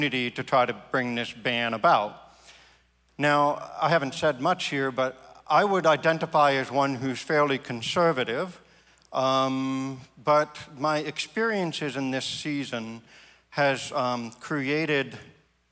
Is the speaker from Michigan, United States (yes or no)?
no; Maine, United States; my home state